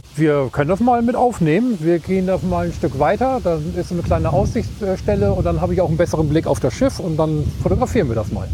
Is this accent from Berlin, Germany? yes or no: no; East Frisia, Lower Saxony, Germany; moved away as an adult; now in Hamburg, Germany; Ich komme aus Ostfriesland und äh, bin an der Ems groß geworden